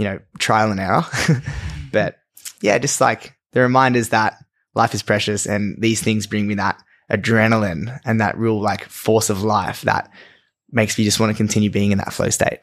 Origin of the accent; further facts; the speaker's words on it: Australia; growing up in Australia